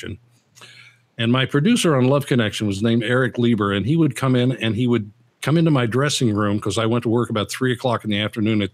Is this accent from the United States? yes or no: yes; Eastern Kentucky, United States; moved away; I grew up in Eastern Kentucky